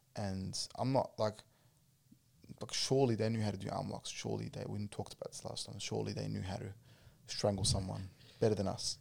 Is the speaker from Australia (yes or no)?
yes; Australia